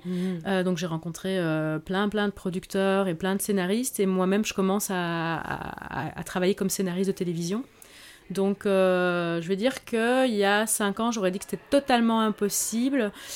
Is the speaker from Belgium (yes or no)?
yes; Belgium; je suis d'origine espagnole euh, et j'ai grandi, euh, je suis née j'ai grandi en Belgique